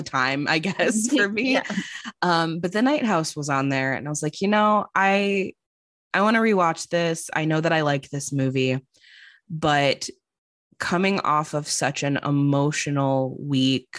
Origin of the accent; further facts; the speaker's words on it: Chicago, Illinois, United States; now in Los Angeles, United States; I'm living in Los Angeles now, I was going to go back to Chicago, where I'm originally from